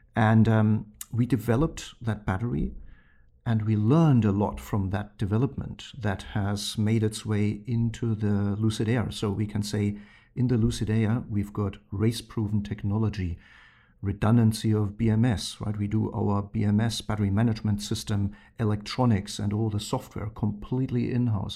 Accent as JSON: {"language": "English", "country": "Germany", "tie": "born or raised there", "moved": "yes", "said": "growing up in Germany"}